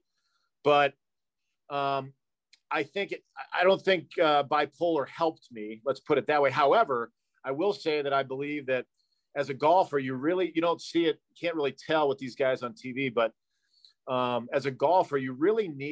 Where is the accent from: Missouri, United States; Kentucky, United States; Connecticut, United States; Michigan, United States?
Missouri, United States; St. Louis; I grew up in St. Louis, where unfortunately drinking is very celebrated